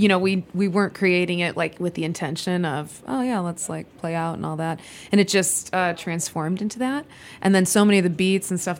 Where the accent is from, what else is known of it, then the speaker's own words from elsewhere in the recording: Tinley Park, Illinois, United States; also born or lived in Chicago; I actually grew up in the burbs, but in the southwest suburbs, Tinley Park. But I've been in Chicago like since college